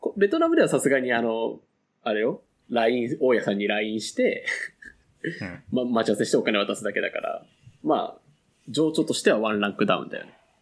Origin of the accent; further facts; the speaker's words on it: Fukuoka, Japan; 地元の福岡